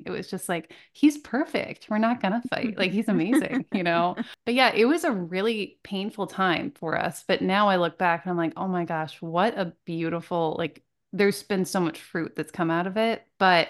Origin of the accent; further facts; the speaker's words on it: Vermont, United States; moved away; also born or lived in California; I'm from Vermont.